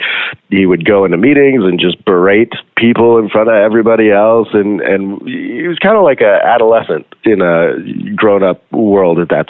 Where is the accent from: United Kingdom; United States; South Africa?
South Africa; moved away; I grew up in South Africa as well